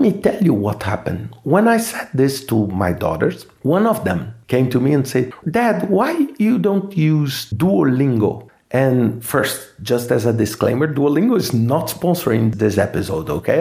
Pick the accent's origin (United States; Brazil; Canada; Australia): Brazil; first language Portuguese; English is a second language; I'm Brazilian, so I speak Portuguese as my mother tongue